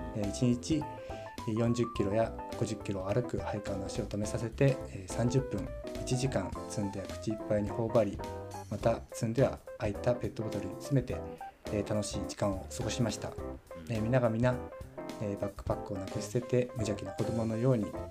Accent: Kyonan, Chiba, Japan; 千葉県の鋸南町で生まれ育ち

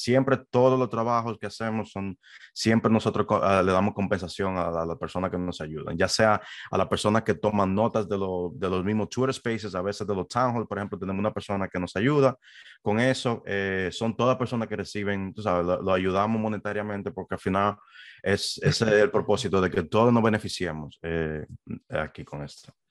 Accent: Dominican Republic; moved away as an adult; also born or lived in New York, United States; now in United States; originalmente yo soy de la República Dominicana

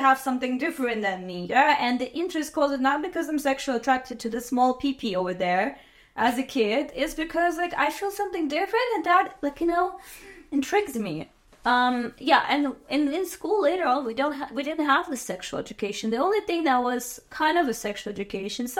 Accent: Azerbaijan; moved away as an adult; I'm from Azerbaijan, and I was born in 1994

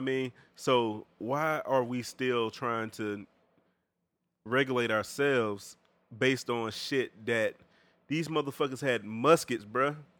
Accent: Augusta, Georgia, United States; my hometown

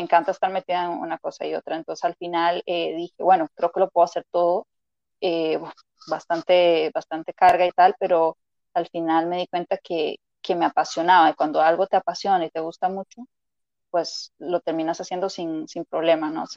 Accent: Costa Rica; moved away as an adult; now in Madrid, Spain; soy de Costa Rica, por eso la R, ¿verdad? Y el acento siempre digo la gente que es bastante peculiar

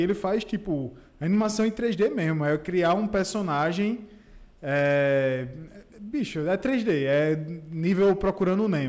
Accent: Campina Grande, Paraíba, Brazil; moved away; also born or lived in João Pessoa; eu tenho orgulho de dizer que eu sou de lá.

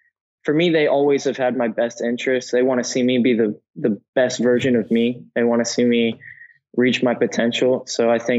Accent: San Antonio, Texas, United States; moved away; also born or lived in Longview, Texas; I'm a San Antonio boy at heart, for sure. Grew up, like you said, I was born in Longview, but for me, I'm from San Antonio.

